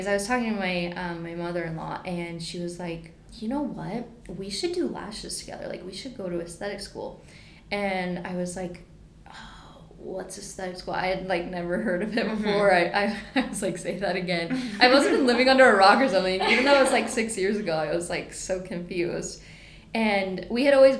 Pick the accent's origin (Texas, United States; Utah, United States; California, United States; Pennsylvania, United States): Utah, United States; Provo; I grew up in Provo, and I kind of hung around downtown Provo a lot, like in high school and stuff.